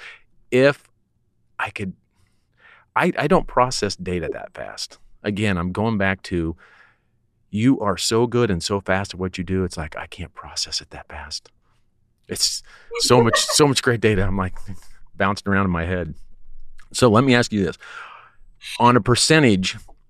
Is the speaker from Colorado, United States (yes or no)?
yes; Colorado, United States; now in Texas, United States; I'm from Colorado, but I've acclimated to Texas